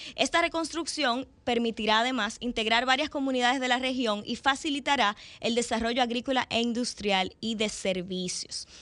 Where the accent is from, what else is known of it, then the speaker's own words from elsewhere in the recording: Dominican Republic; en nuestra República Dominicana